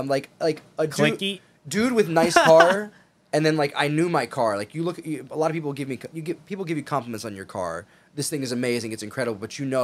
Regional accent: East Coast, United States; I'm from the East Coast, I'm a Front Street guy.

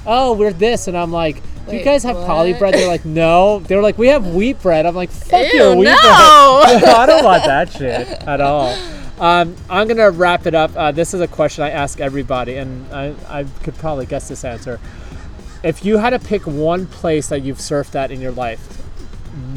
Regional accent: New York City, New York, United States; I grew up with Kenny in Brooklyn

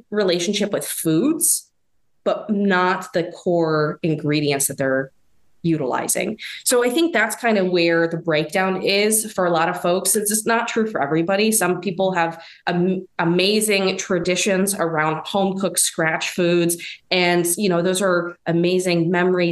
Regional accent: East Coast, United States; now in Midwest, United States; I'm living in kind of the Midwest, but I'm from the East Coast

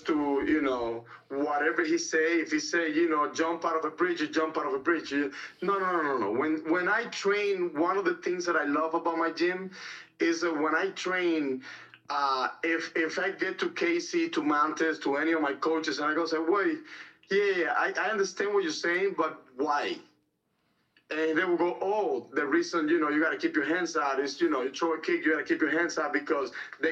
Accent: Cuba; moved away; I was born and raised in Cuba.

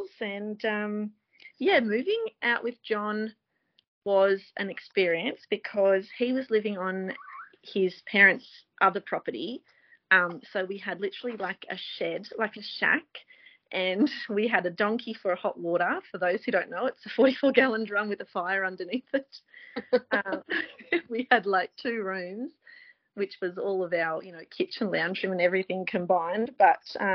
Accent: New England, New South Wales, Australia; I grew up here in the New England on a sheep and cattle property and did my schooling here

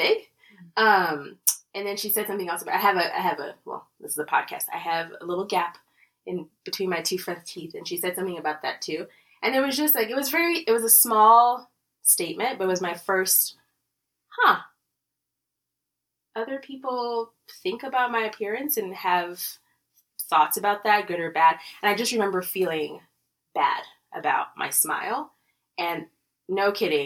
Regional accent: Lagos, Nigeria; moved away as an adult; now in Colorado, United States; I grew up in Nigeria, in Lagos, Nigeria

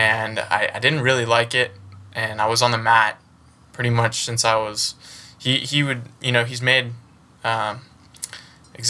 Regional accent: United States; I was born and raised in the United States

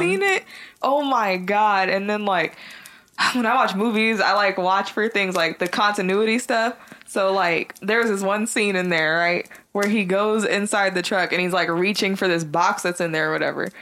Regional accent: San Jose, California, United States; I'm from San Jose. We're both from San Jose.

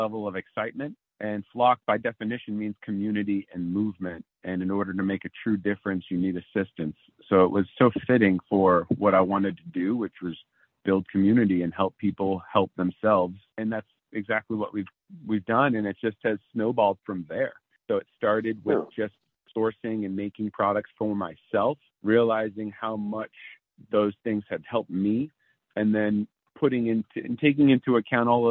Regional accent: East Coast, United States; also born or lived in San Diego, California; now in Maine, United States; I've relocated to Maine because I'm actually from the East Coast originally

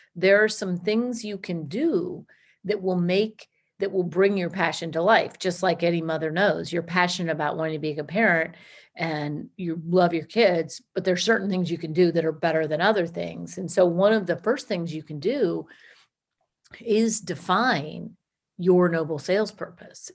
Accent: Washington, District of Columbia, United States; moved away as an adult; also born or lived in Georgia; I'm originally from Washington, D C

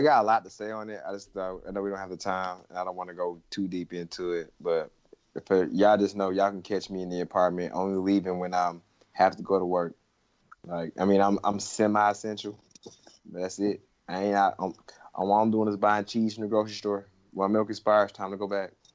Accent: Georgia, United States; moved away; my home state, where I was born and raised

